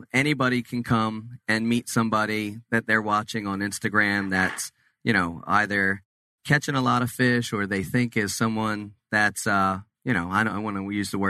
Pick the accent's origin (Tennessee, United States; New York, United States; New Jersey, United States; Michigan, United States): New Jersey, United States; Cape May; We're originally from Cape May, New Jersey, and so we fished all the big money tournaments and everything over the years. But when we moved to Florida